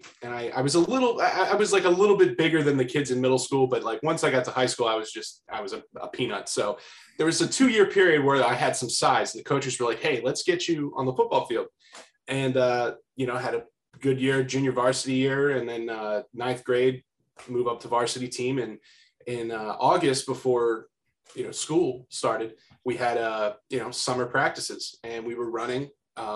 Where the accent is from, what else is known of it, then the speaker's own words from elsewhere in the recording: Bucks County, Pennsylvania, United States; I grew up in Bucks County, PA